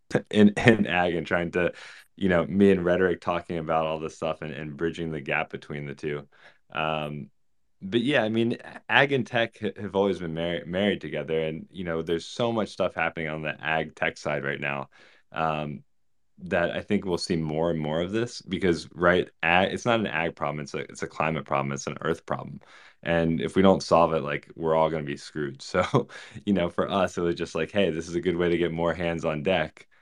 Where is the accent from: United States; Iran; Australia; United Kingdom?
United States; Virginia; I grew up in Virginia